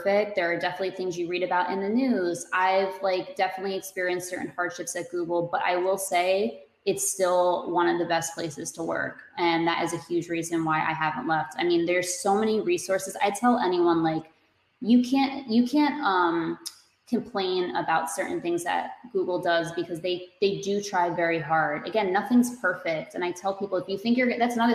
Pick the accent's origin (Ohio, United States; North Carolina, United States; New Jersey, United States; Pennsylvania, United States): New Jersey, United States; I'm from Jersey